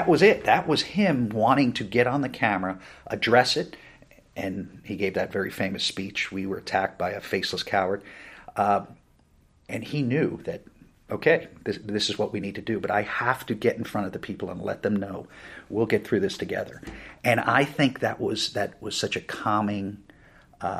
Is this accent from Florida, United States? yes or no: no; New Jersey, United States; moved away; I'm originally from New Jersey, which is right across the river from Manhattan